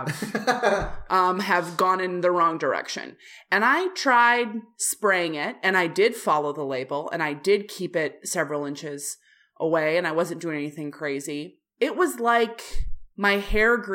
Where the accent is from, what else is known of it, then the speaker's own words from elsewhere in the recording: Midwest, United States; I'm being from the Midwest